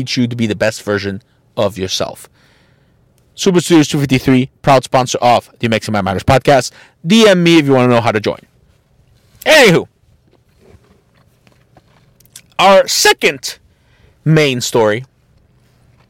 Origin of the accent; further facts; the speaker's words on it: Tijuana, Baja California, Mexico; my home state of TJBC.